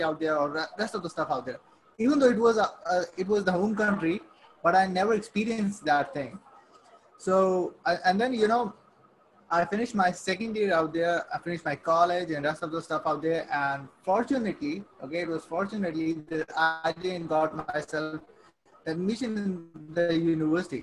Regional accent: Saudi Arabia; moved away as an adult; also born or lived in Pakistan; I'm born and raised in Saudi Arabia. Okay, I lived there for like 18 years.

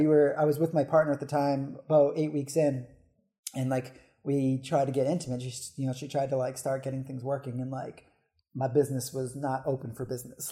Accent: New Hampshire, United States; moved away as an adult; now in Philadelphia, United States; I'm originally from New Hampshire

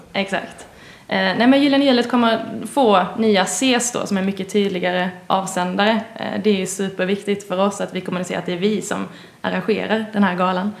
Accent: Båstad, Skåne, Sweden; moved away; ni hör kanske att jag inte är härifrån, kommer från nordvästra Skåne. Mm. Närmare bestämt eh, Båstad kommun

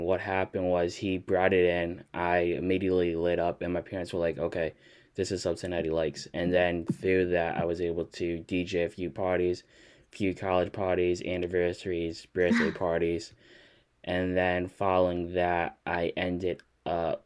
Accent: Connecticut, United States; moved away; also born or lived in Rhode Island; I grew up in Connecticut and then we moved to Rhode Island

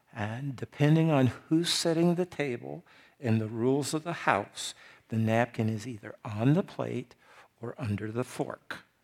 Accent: United States; I'm from the United States of America

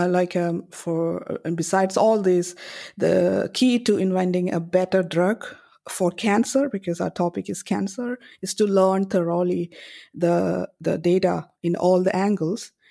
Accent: Kerala, India; moved away; I come from India and, uh, I grew up in North and Cor-, Kerala in South India

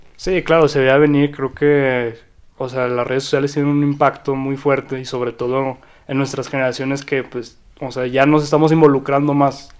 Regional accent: Zacatecas, Mexico; yo también soy orgullosamente zacatecano.

